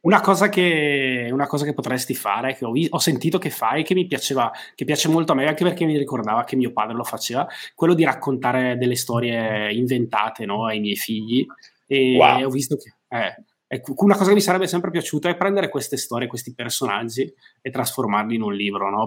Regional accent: Brescia, Lombardy, Italy; essendo bresciano

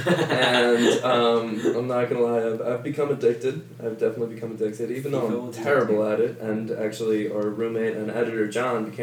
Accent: New York, United States; moved away; I'm from New York

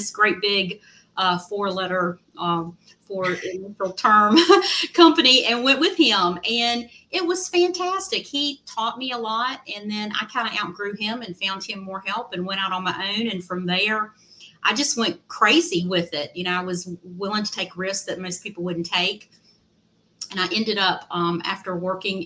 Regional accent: Southwest Virginia, United States; moved away as an adult; now in Raleigh, United States; where I grew up in Southwest Virginia

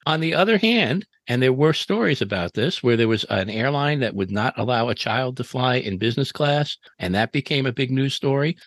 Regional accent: New York City, New York, United States; I grew up in New York City in the seventies

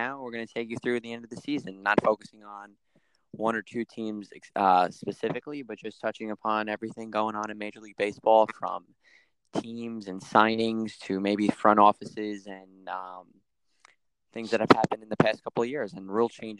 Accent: Long Island, New York, United States; I'm also from Long Island, New York.

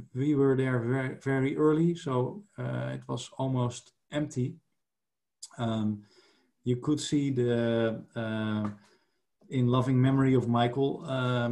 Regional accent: Netherlands; I was from the Netherlands

